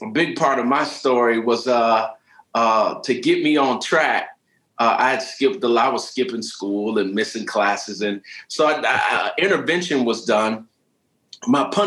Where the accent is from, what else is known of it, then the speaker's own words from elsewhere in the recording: St. Petersburg, Florida, United States; moved away; I was born and raised in St. Petersburg, Florida.